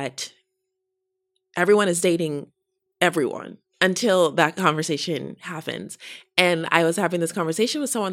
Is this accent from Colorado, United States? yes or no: yes; Denver, Colorado, United States; I grew up in Denver in another white space